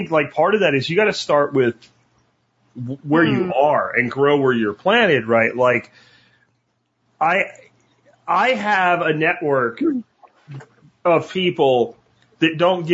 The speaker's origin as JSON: {"language": "English", "region": "Pennsylvania", "country": "United States", "tie": "born or raised there", "said": "what I grew up with in the small town I grew up with in Pennsylvania"}